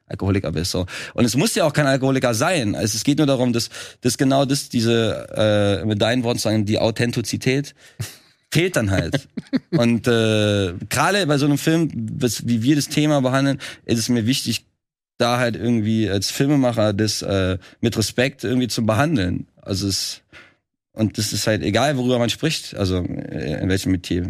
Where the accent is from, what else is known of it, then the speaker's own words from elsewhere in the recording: Trier, Rhineland-Palatinate, Germany; moved away as an adult; now in Berlin, Germany; ich bin ja selber auch gar nicht aus Berlin. Ich komme ja eigentlich aus Trier, was ja auch wieder ganz weit weg ist. Und äh, wohnt zwar jetzt seit elf Jahren in Berlin